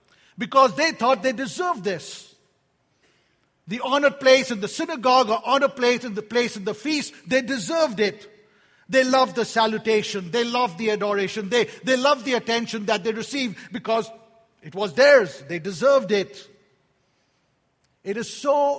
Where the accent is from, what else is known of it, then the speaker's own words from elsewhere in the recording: India; moved away; I was born in India